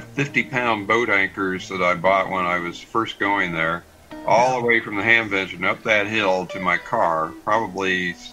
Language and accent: English; Ohio, United States; when I was growing up in Ohio, he was just down the road from me.